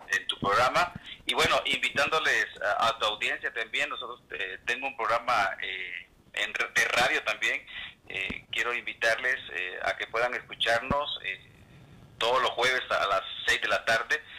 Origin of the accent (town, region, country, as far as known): El Salvador; now in Mexico